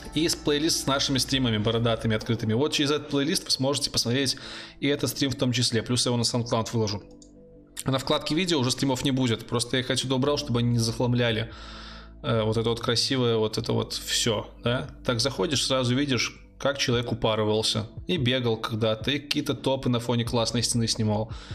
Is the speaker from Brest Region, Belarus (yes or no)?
yes; Brest, Brest Region, Belarus; я не сдавал ЕГЭ, а, я из Беларуси. У нас тут ЦТ